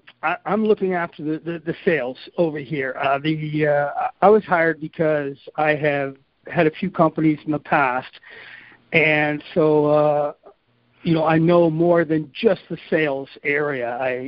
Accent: Canada; also born or lived in Grand Rapids, United States; Most people are saying they're surprised I'm Canadian. They say I speak more like an American, and maybe because I went to school in Michigan

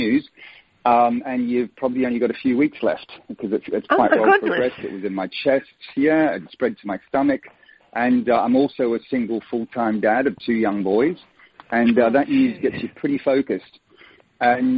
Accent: Sydney, New South Wales, Australia; accent: Australian; moved away as an adult; also born or lived in Melbourne / Sweden / London; now in Bournemouth, United Kingdom; I'm born in Melbourne, but grew up in Sydney, so I call myself a Sydneyite

